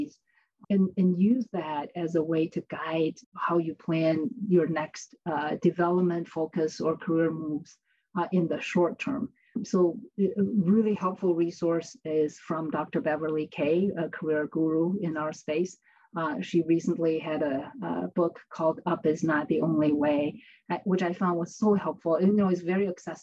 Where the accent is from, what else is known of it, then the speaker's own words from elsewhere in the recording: China; moved away as an adult; now in United States; I grew up in China, finished university in China, and came to the United States for graduate school